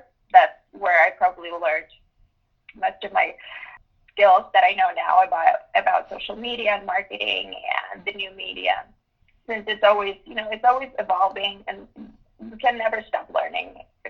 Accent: United States; Growing up in the United States, there's a certain culture that you have to start working at least turning when you turn 16 years old.

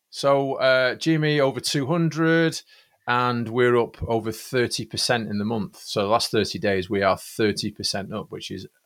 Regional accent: Manchester, North West England, United Kingdom; Manchester. We're both from Manchester.

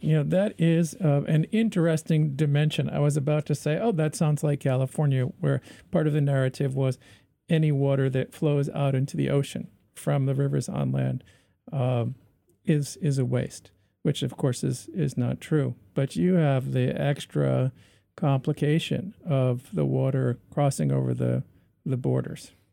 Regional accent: Canada; we're Canadian

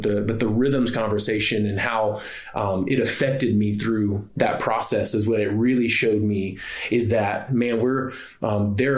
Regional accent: the South, United States; I grew up in the South.

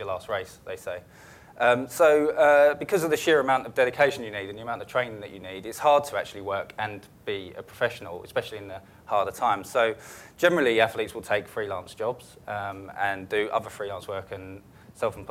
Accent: Basildon, East of England, United Kingdom; I was growing up in Basildon

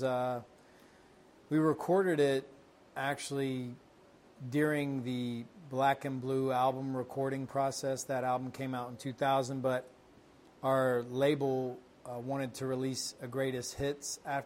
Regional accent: Kentucky, United States; I grew up in Kentucky, Brian

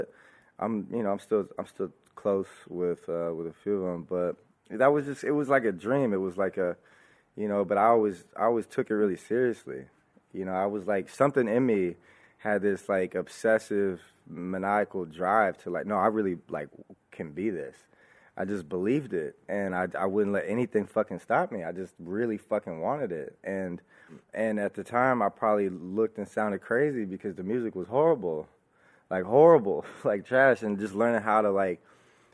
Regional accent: the Bay Area, California, United States; growing up in the Bay, and that was just, you know, the culture I'm surrounded

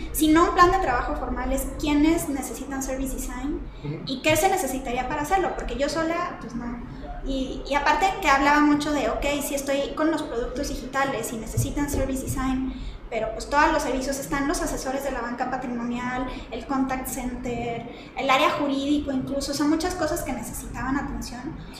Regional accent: Monterrey, Nuevo León, Mexico; moved away as an adult; now in Mexico City, Mexico; soy de Monterrey, empecé siendo diseñadora gráfica, estudié ahí en el CEDIM

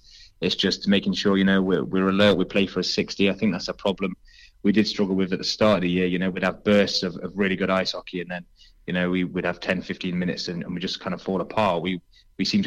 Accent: Nottingham, East Midlands, United Kingdom; moved away as an adult; now in Swindon, United Kingdom; I'm from Nottingham originally, so when I moved down to Swindon

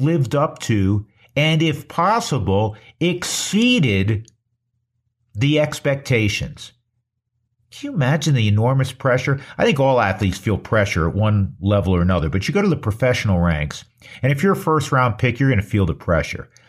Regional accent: Northeast, United States; I'm from the Northeast

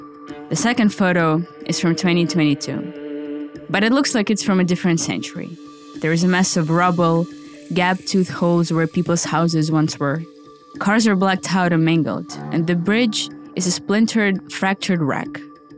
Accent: Irpin, Kyiv Oblast, Ukraine; Irpin. My hometown, a small place of about 60,000 people, 20 kilometers north of Kyiv.

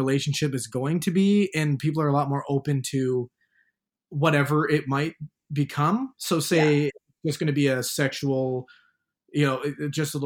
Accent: Hamilton, Ontario, Canada; now in Toronto, Canada; when I was back in Hamilton, my hometown, I hated it

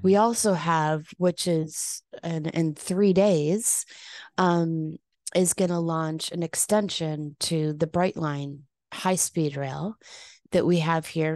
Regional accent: Chicago, Illinois, United States; moved away as an adult; also born or lived in San Diego; now in Palm Beach, United States; went back to my hometown of Chicago

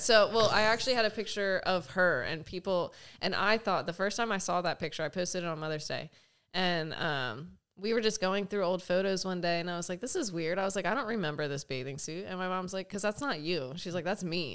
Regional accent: Pennsylvania, United States; moved away as an adult; also born or lived in Austin, Texas; now in California, United States; I'm born and raised in Pennsylvania. Um, I was there for the first twenty-three years of my life

